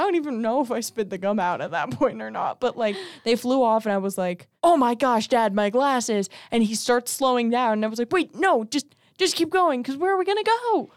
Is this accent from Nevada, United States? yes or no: yes; Las Vegas, Nevada, United States; moved away; I'm from Vegas